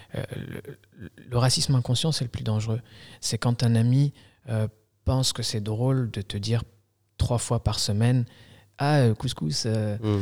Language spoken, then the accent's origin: French; Algeria; now in France; je suis né en Algérie. Okay. Je suis arrivé en France en 2000 en tant que réfugié politique